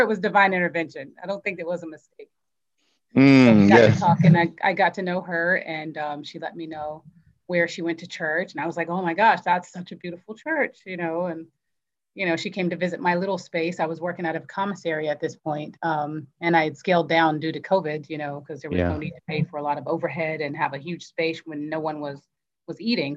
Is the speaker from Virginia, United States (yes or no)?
yes; Virginia, United States; moved away as an adult; now in Florida, United States; In Virginia. I'm from Virginia